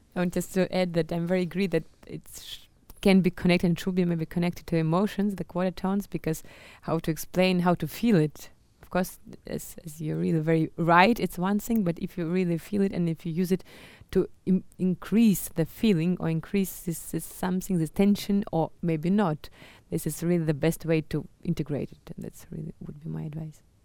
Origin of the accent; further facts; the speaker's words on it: Crimea, Ukraine; also born or lived in Moscow / Köln / Paris / Lyon; now in Germany; I'm from Crimea originally, but I live half of my life in Germany already